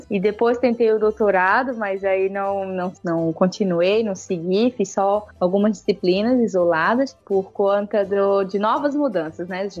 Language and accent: Portuguese; Pará, Brazil; now in Santa Catarina, Brazil; então, eu saí do Pará num lugar maravilhoso, e vir conhecer outro lugar maravilhoso que é o sul do Brasil. Então, eu estou morando em Santa Catarina